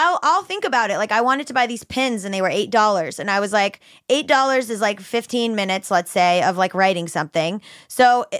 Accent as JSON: {"language": "English", "town": "Hollywood", "region": "Florida", "country": "United States", "tie": "born or raised there", "also_born_or_lived": "Fort Lauderdale", "moved": "yes", "lives_now": "Los Angeles, United States", "said": "Hollywood, Florida, literally where I grew up."}